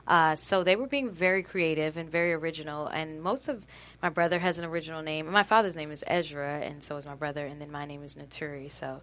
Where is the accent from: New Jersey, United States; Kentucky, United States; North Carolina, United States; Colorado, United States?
New Jersey, United States; East Orange; I'm from East Orange, New Jersey.